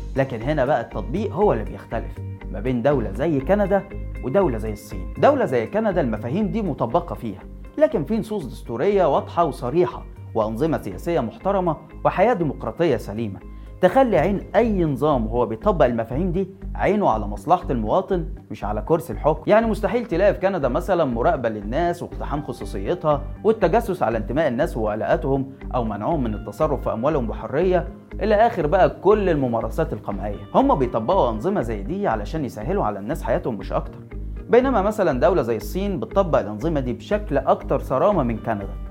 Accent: Egypt; احنا كمصريين

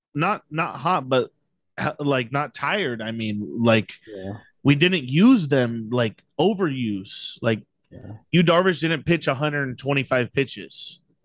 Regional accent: San Diego, California, United States; we're all Padres fans, we're from San Diego

